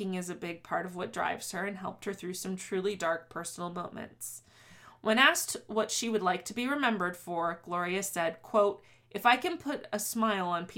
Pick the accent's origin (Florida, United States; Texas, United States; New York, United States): Florida, United States; South; Growing up in South Florida